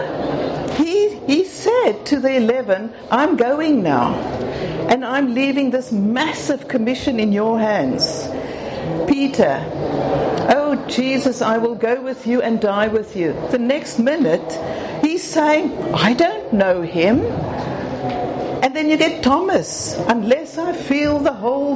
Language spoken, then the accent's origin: English; South Africa; I'm South African